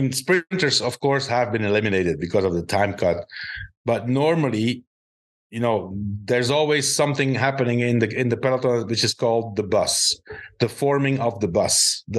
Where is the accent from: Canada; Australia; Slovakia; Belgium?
Belgium; now in Spain; I live in Spain, right? Southern Europe, and I'm from Northern Europe, right? Not as high up as Denmark, but also, you know, Belgium is considered Northern Europe